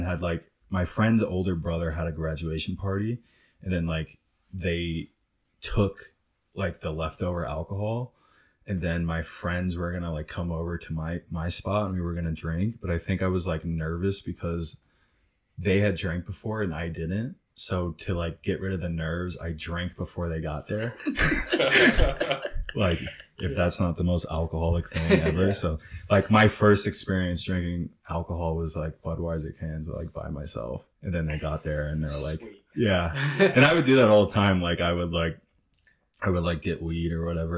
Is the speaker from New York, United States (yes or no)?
yes; Newburgh, New York, United States; also born or lived in Poughkeepsie, New York; I grew up in New York. I was born in Poughkeepsie, New York, which is an hour and a half north of New York City. And then we moved across the river to like the Newburgh, Hudson Valley area.